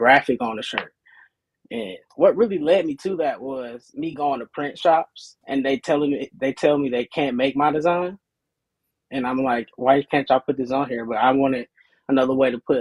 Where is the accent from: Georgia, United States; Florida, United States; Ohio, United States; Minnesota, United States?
Georgia, United States; Riverdale; I'm from Riverdale, Georgia, which is right by the Atlanta airport.